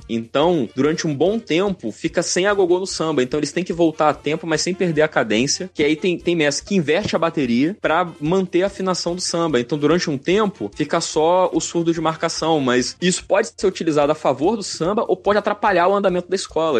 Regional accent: Espírito Santo, Brazil; now in Rio de Janeiro, Brazil; eu não sou daqui, eu não sou carioca, eu não sou nem fluminense. E quando eu era criança, no distante estado do Espírito Santo

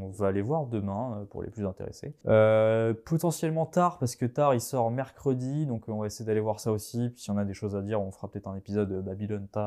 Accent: Vendée, Pays de la Loire, France; comme on dit chez nous en Vendée

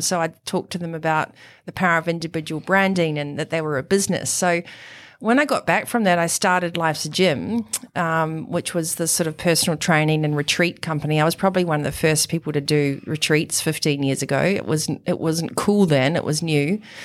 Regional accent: New Zealand; also born or lived in Europe / Italy; now in Noosa, Australia; you can probably tell from the accent that I was born in New Zealand

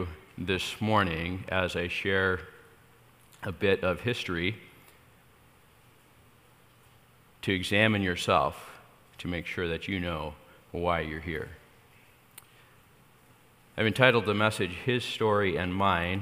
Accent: State of Jefferson, Mount Shasta, California, United States; also born or lived in Iowa; We're actually from a little state called State of Jefferson, which is up there in between Northern California and Southern Oregon

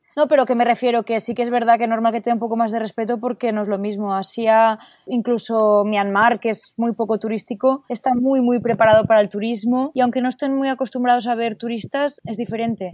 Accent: Spain; Estoy en una asociación aquí en mi país de origen

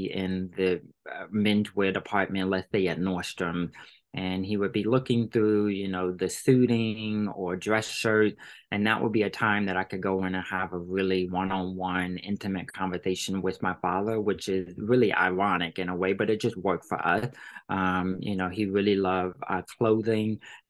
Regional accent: Virginia, United States; moved away; we're both 757

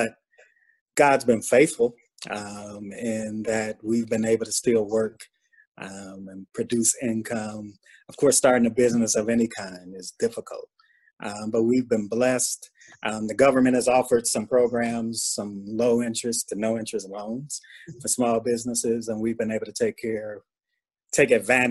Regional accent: Cleveland, Ohio, United States; moved away as an adult; also born or lived in Oklahoma; now in Conyers, United States; I was raised in Cleveland, Ohio

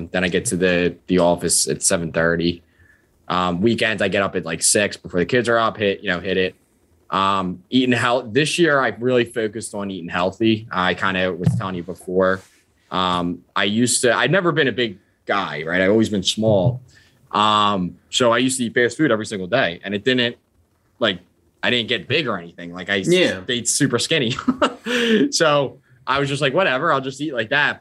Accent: Deptford, New Jersey, United States; I'm from Deptford

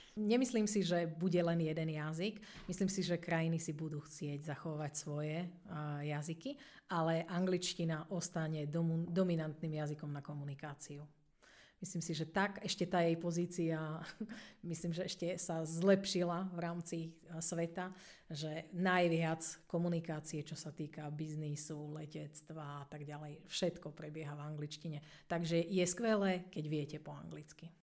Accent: Slovakia; A my Slováci sme ešte dobrý tým vo svete, že na nás veľmi necítiť prízvuk, keď rozprávame po anglicky.

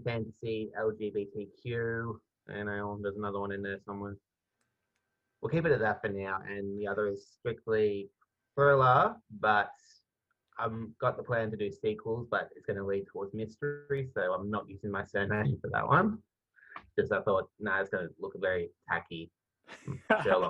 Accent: Melbourne, Victoria, Australia; I am from Melbourne and in Australia

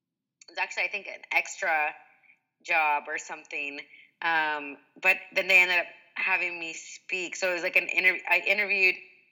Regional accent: Sacramento, California, United States; also born or lived in Atlanta; now in Los Angeles, United States; Yeah, so I'm from California. I was raised in Sacramento, but, you know, I've lived in L.A. for a few years

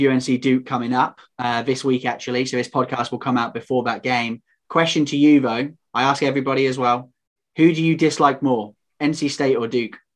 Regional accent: United Kingdom; also known as the British Tar Heel.

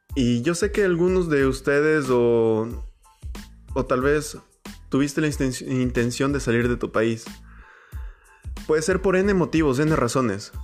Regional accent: Ecuador; moved away as an adult; yo soy ecuatoriano, eh, estoy en este momento fuera de mi país

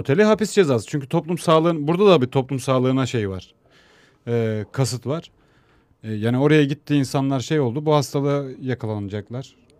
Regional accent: İzmir, Turkey; also born or lived in Ankara / Istanbul; bu üçgende büyüdüm. E, esası İzmir. İzmir'de çok büyüdüm.

